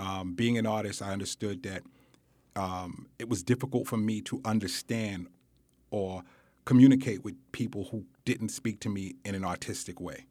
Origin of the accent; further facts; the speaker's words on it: New York City, New York, United States; I grew up in Bedford Stuyvesant